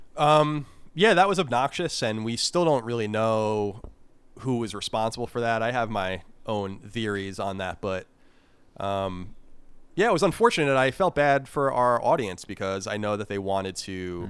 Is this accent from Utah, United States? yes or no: no; New York, United States; also born or lived in California; now in Virginia, United States; I'm from New York, and it's a different um, a different beast there